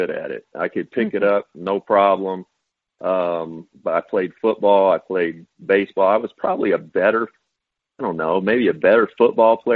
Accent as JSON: {"language": "English", "town": "Owensboro", "region": "Kentucky", "country": "United States", "tie": "born or raised there", "also_born_or_lived": "Bowling Green, Kentucky", "said": "I'm born and raised in Kentucky. I was born in Bowling Green, late 60s. and raised in Owensboro, Kentucky, western part of the state"}